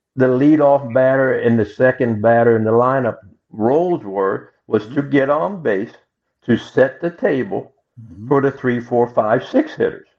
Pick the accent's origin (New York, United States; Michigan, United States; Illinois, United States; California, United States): Illinois, United States; Macomb; moved away; I came from Macomb, Illinois, school of 1,000, a class of 250